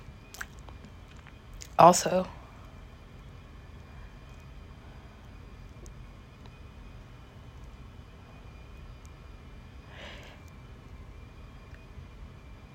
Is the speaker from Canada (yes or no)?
no; Los Angeles, California, United States; moved away as an adult; now in New York City, United States; that's pretty much my hometown. I wasn't born there, but I was halfway raised there. I was potty trained there. Went to college there. L.A.